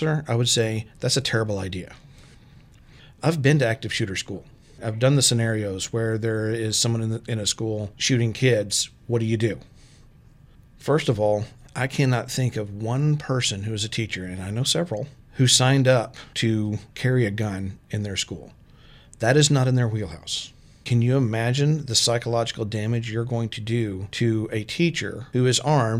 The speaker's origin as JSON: {"language": "English", "region": "Texas", "country": "United States", "tie": "born or raised there", "also_born_or_lived": "Arkansas / Storm Lake, Iowa", "moved": "as an adult", "lives_now": "Iowa, United States", "said": "I'm from Texas. I've lived in Texas and Arkansas"}